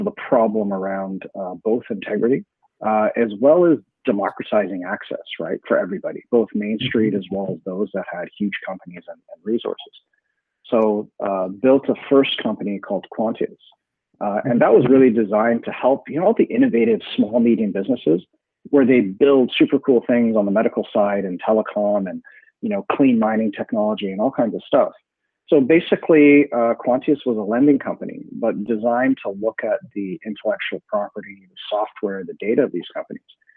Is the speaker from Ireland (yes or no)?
no; Canada; I'm a Canadian